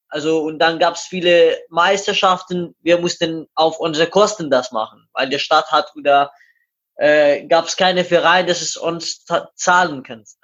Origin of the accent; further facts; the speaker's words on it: Iran; German is a second language; moved away as an adult; now in Hamburg, Germany; ich komme aus dem Iran, 93 geboren und am 20. August 2015 bin ich nach Deutschland gekommen und hier in Hamburg gelandet.